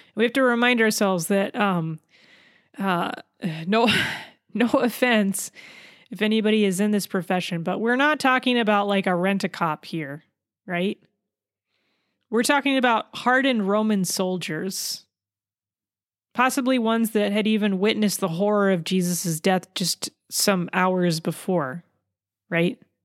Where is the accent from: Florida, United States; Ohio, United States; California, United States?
California, United States; I'm from California